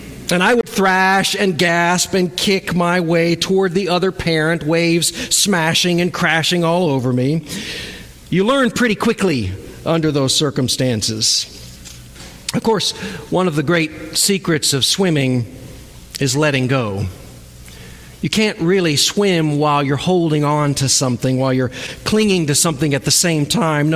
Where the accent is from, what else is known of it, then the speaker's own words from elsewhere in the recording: Cocoa Beach, Florida, United States; I was born and raised near Cocoa Beach, Florida, so water was a huge part of my life